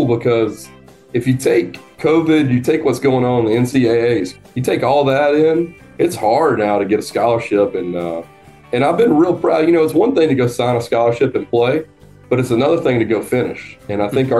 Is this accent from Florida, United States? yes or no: no; North Georgia, United States; I grew up in North Georgia, which is a smaller area